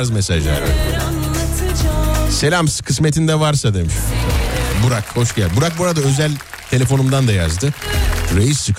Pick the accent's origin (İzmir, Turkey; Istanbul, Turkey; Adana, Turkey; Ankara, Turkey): Ankara, Turkey; born there; Ankara'da doğdum.